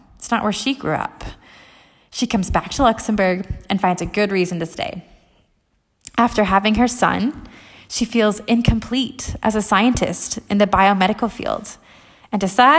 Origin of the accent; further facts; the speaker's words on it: United States; now in Europe; I'm an American living in Europe.